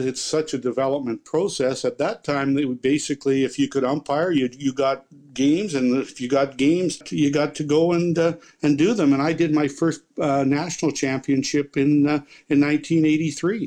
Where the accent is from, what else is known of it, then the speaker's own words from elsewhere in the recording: Binscarth, Manitoba, Canada; my hometown of Binskarth